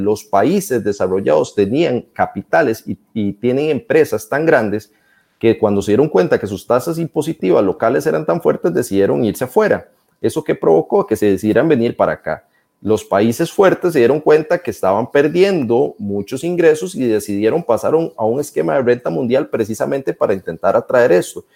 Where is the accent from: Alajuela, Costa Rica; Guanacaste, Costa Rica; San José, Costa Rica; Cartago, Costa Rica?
Cartago, Costa Rica; Turrialba; las calles de Turrialba, de donde soy yo